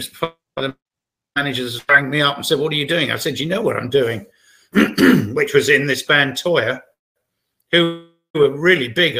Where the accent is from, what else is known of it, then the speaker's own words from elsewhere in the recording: Brighton, South East England, United Kingdom; based in my hometown, Brighton, in England.